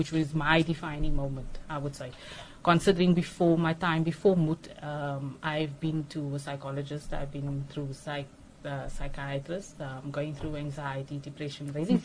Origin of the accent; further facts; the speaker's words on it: Johannesburg, Gauteng, South Africa; moved away as an adult; now in Cape Town, South Africa; I grew up in Johannesburg, got married